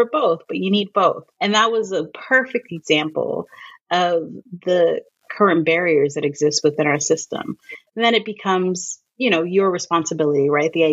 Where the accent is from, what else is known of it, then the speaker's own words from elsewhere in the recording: New York, United States; moved away; I'm from New York.